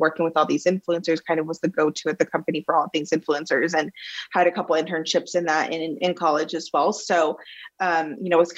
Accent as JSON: {"language": "English", "town": "Plano", "region": "Texas", "country": "United States", "tie": "born or raised there", "moved": "as an adult", "said": "I was born and raised in Plano, Texas"}